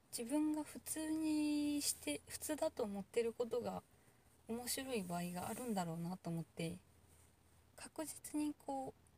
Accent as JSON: {"language": "Japanese", "region": "Kansai", "country": "Japan", "said": "関西人だけど"}